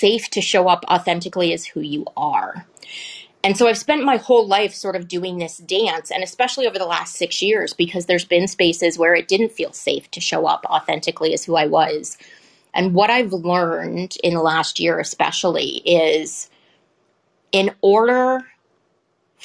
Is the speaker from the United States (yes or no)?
no; Canada; I'm Canadian